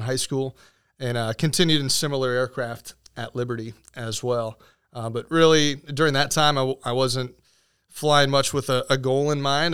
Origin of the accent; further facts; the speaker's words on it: Venice, Florida, United States; now in Winter Haven, United States; I actually came home, uh, to Venice on a summer break between my junior and senior year